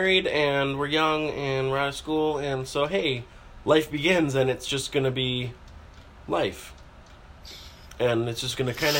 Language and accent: English; Michigan, United States; moved away; we're from Michigan